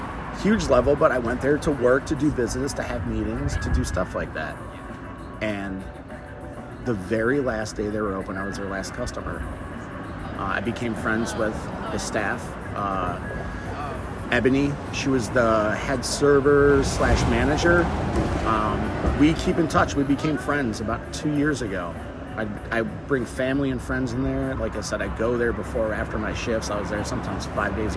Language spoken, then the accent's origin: English; Chicagoland, Illinois, United States; moved away as an adult; also born or lived in Hollywood, Los Angeles; originally I'm from Chicagoland, but I'm from the suburbs, but a big suburb. So, you know, and I was in the city quite a bit, but I wasn't a city boy, a suburban kid